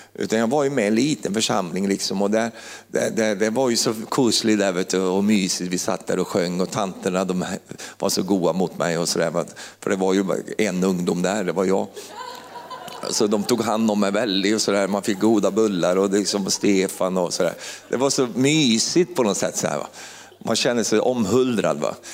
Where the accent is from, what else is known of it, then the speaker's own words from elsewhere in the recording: Finnerödja, Örebro County, Sweden; moved away as an adult; also born or lived in Uppsala; lilla Finnerödja där jag kommer ifrån